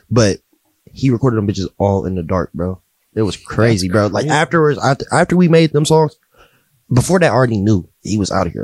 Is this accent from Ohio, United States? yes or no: yes; Pickerington, Ohio, United States; also born or lived in Columbus, Ohio; I grew up in Pickerington